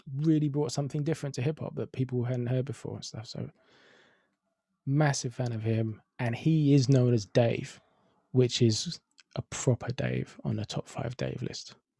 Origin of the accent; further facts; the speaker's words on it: London, United Kingdom; I'm from Finsbury Park